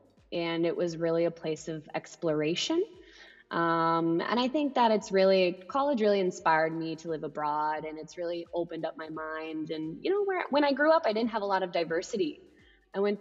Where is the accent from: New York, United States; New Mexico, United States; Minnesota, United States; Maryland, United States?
Minnesota, United States; accent: Minnesotan; moved away as an adult; now in Singapore; I'm originally from Minnesota in the United States, but I've been living here in Singapore for 9 years.